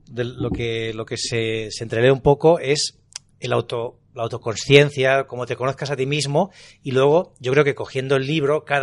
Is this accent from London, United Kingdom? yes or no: yes; London, United Kingdom; Yo soy de Londres, sí